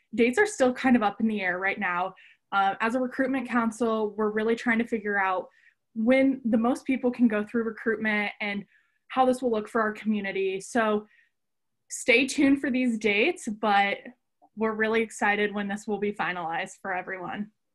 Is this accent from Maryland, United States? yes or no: no; Columbus, Ohio, United States; I'm from Columbus, Ohio